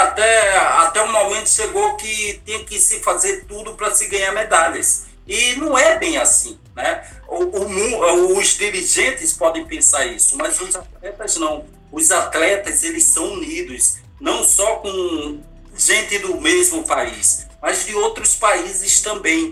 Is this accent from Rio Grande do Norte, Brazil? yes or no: yes; Natal, Rio Grande do Norte, Brazil; now in Rio de Janeiro, Brazil; não esqueço do bairro de Mãe Luísa, onde eu nasci, onde é muito mais conhecido pela criminalidade e violência, mas eu saí dali com muito orgulho, sou de Natal, sou do Nordeste do Brasil